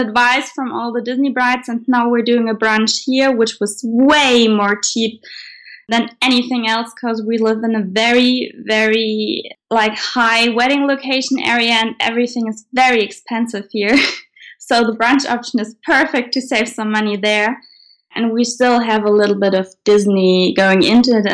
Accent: Germany; we are from Germany

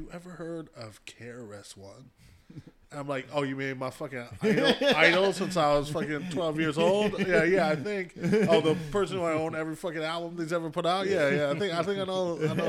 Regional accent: Ann Arbor, Michigan, United States; I grew up in Ann Arbor.

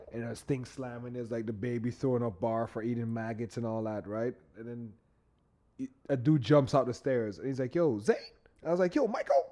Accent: Canada; us Canadian

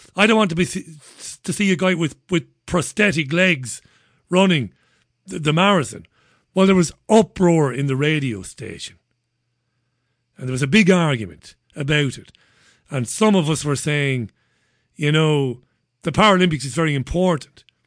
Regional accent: Waterford, Munster, Ireland; now in United Kingdom; I'm from Waterford

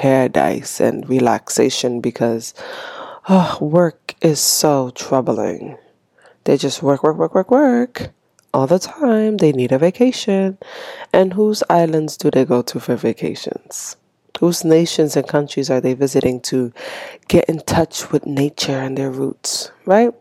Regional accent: Haiti; English is a second language; now in United States; born and raised in Haiti

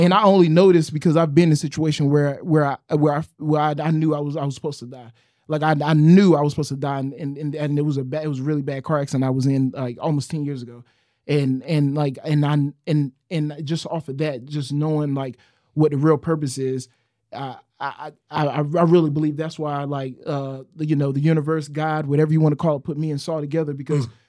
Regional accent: New Bern, North Carolina, United States; I'm from New Bern, North Carolina, bro. I lived in the trailer parks.

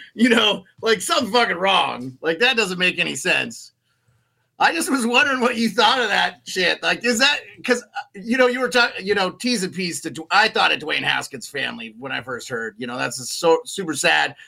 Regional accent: Dayton, Montana, United States; When I was growing up in Montana, the school I went to was very old

